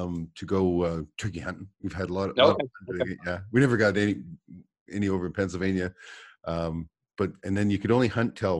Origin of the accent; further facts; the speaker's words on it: Alberta, Canada; I'm from Alberta